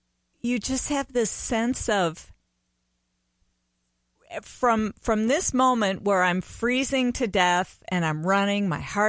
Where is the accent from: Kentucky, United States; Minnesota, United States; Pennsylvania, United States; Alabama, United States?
Minnesota, United States; Bayport; Okay, I was born in Bayport, which is right south of Stillwater.